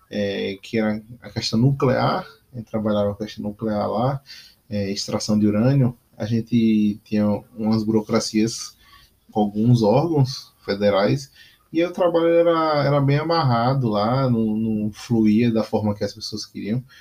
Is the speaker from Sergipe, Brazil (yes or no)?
yes; Aracaju, Sergipe, Brazil; voltei para a minha cidade natal, que era é Aracaju.